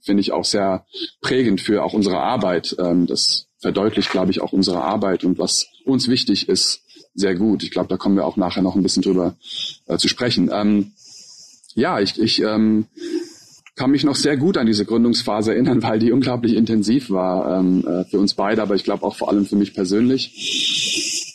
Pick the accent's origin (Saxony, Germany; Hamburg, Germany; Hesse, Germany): Hesse, Germany; also born or lived in Turkey / Kuala Lumpur, Malaysia; in der Nähe von meiner Heimat in Hessen